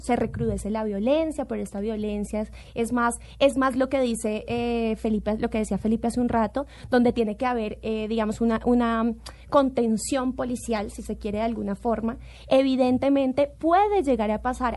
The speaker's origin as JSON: {"language": "Spanish", "country": "Colombia", "said": "como colombiana"}